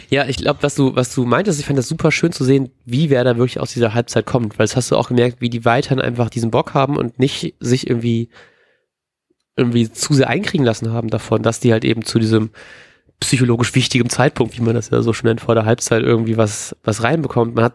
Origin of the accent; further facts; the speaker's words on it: Bremen, Germany; Mein erster Gedanke war ausgerechnet Brandt als Bremer Jung.